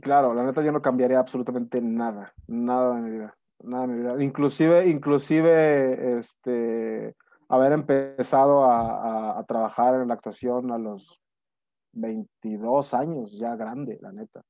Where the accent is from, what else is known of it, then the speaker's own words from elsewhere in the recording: Monterrey, Nuevo León, Mexico; moved away as an adult; now in Mexico City, Mexico; soy originario de Monterrey, Nuevo León